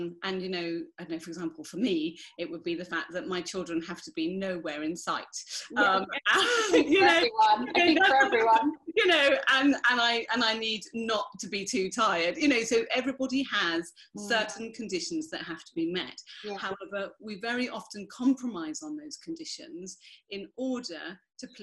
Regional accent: United Kingdom; I'm white British

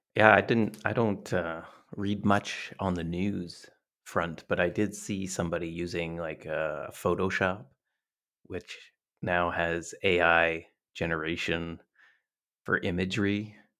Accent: Canada; we're from Canada

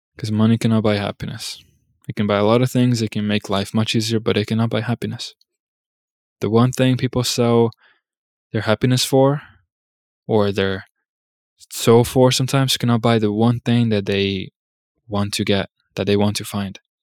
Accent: United States; As an American

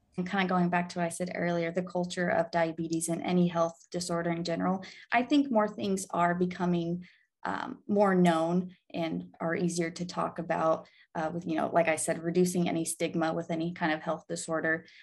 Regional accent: Arkansas, United States; moved away as an adult; now in Illinois, United States; I'm actually from Arkansas. I was born in Illinois, but I grew up in Arkansas.

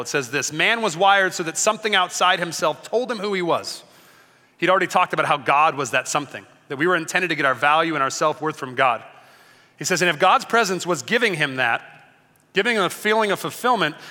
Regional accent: Long Beach, California, United States; I grew up in Long Beach

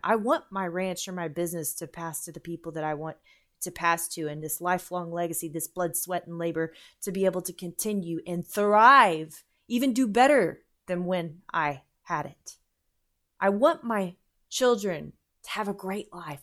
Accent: United States

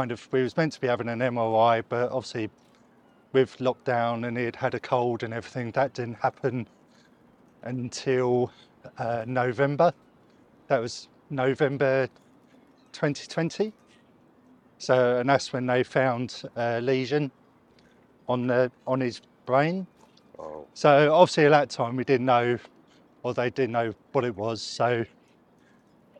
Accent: Southend-on-Sea, East of England, United Kingdom; also born or lived in Rayleigh; we're from Southend area and Rayleigh. So moved here when I was younger

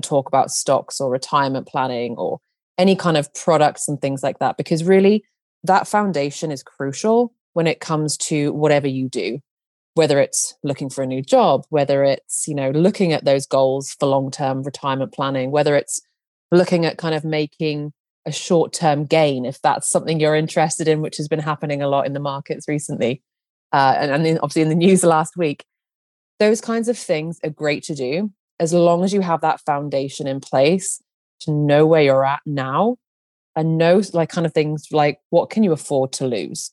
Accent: United Kingdom; now in Nebraska, United States; I am a Brit living in the USA right now.

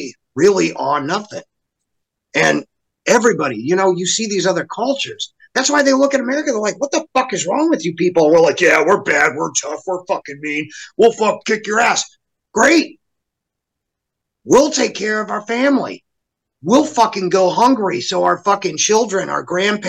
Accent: Arizona, United States; growing up in Arizona

